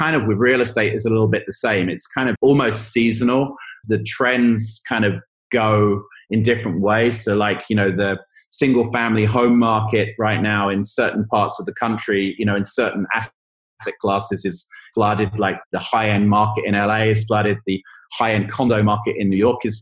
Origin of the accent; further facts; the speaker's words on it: England, United Kingdom; moved away; I'm from England